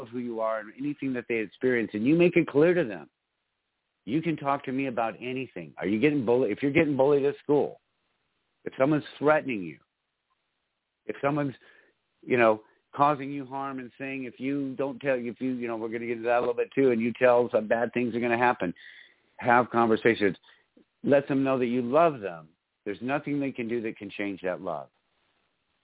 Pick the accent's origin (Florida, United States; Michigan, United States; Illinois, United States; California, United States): Michigan, United States; I grew up in Michigan